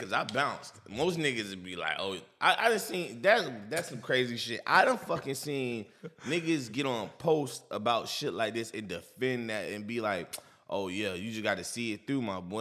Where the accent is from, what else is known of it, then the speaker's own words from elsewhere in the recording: New York, United States; I'm from New York